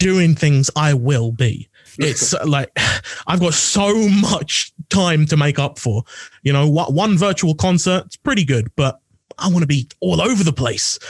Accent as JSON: {"language": "English", "area": "Essex", "region": "East of England", "country": "United Kingdom", "said": "I'm from Essex, which is considered less so"}